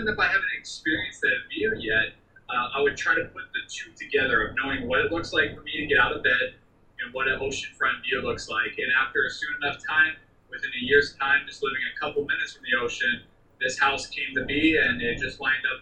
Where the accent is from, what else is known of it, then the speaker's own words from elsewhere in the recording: Maui, Hawaii, United States; I grew up there